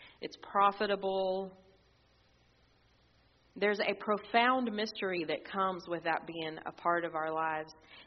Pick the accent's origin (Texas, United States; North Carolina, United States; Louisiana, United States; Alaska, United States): Texas, United States; as a Texan